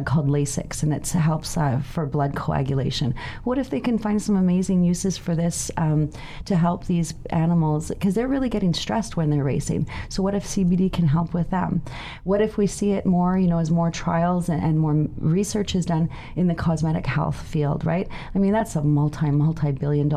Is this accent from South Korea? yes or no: no; Vancouver, British Columbia, Canada; I'm from Vancouver